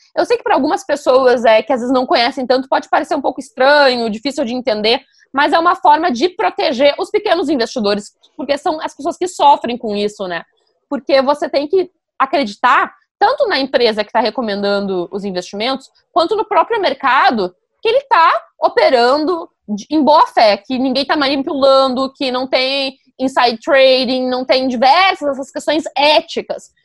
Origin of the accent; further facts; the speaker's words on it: Novo Hamburgo, Rio Grande do Sul, Brazil; moved away; Em Novo Hamburgo, a minha cidade natal